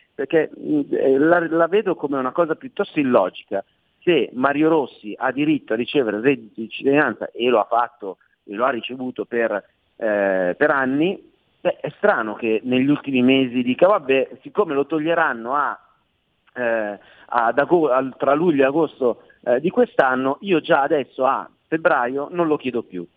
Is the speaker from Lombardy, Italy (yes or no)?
yes; Milan, Lombardy, Italy; essendo milanese